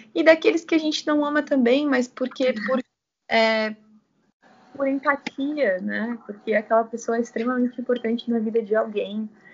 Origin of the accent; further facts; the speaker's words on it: São Bernardo do Campo, São Paulo, Brazil; also born or lived in São Caetano do Sul / Amparo; na minha cidade natal, que é São Bernardo